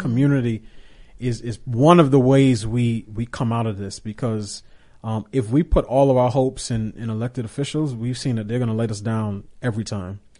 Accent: New York, United States; as a kid growing up in New York and taking the subway

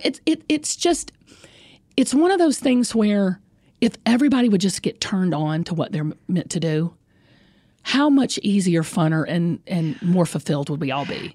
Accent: the South, United States; I'm from the South

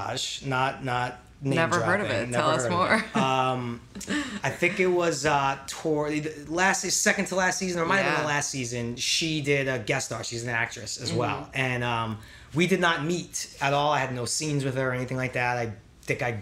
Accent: New York City, New York, United States; I am from Bensonhurst, Brooklyn. Mm-hmm. I am soon to be 39 years old, which means I kind of grew up in Brooklyn in the 80s

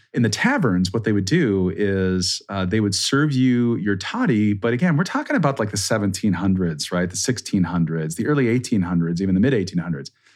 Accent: Minnesota, United States; I'm from Minnesota, right? It's cold, like, until, like, May

